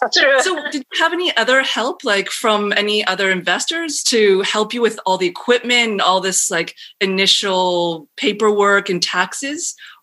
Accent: Canada; now in Turkey; I'm from Canada originally

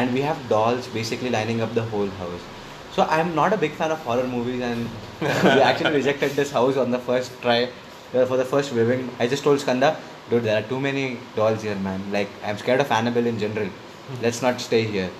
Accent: Mumbai, Maharashtra, India; now in Bangalore, India; being a native Mumbaikar and being born and brought up in Vikhroli and Bhandup and the suburbs

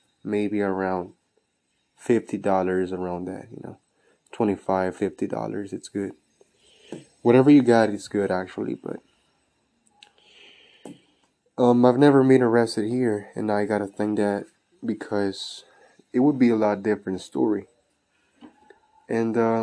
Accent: Mexico; moved away; also born or lived in Texas, United States / Houston, United States; I'm from Texas, but I was raised in Mexico as well. So I'm 50-50.

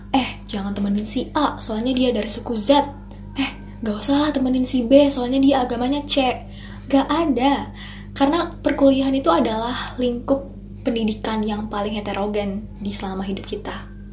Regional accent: Indonesia; orang yang lahir dan besar di Indonesia

